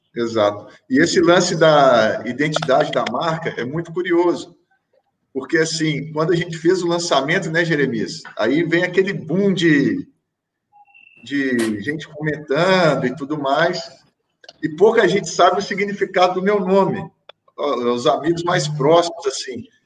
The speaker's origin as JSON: {"language": "Portuguese", "country": "Brazil", "moved": "as an adult", "said": "é muito importante eu manter laços com o meu país de origem, né? É, é onde eu sou enraizado, eu tenho total interesse de voltar a atuar no Brasil como treinador."}